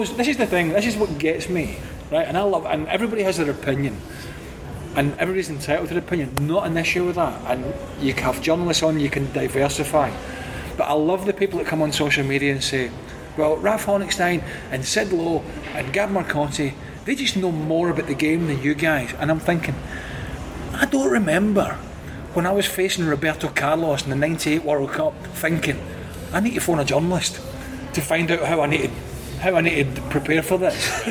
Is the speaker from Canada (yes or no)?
no; United Kingdom; moved away; Now I sit as a UK guy living as a resident